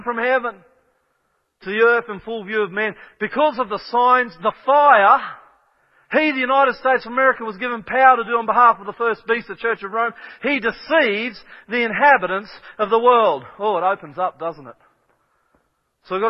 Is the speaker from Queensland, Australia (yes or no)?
no; Kellyville, New South Wales, Australia